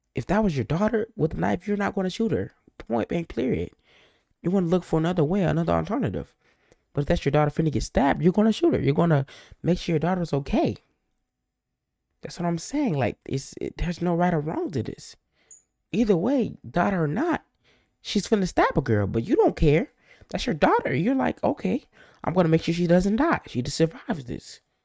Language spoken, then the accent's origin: English; United States; accent: African American; I'm African American, just in case you're wondering. You can tell my voice I'm African American.